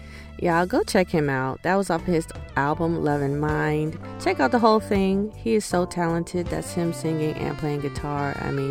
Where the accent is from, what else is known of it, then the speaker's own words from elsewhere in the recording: North Carolina, United States; also born or lived in Boston; now in New York, United States; I'm originally from North Carolina, lived in Boston for years, went to school there, Berkeley, and recently moved here to New York about a year and some change ago.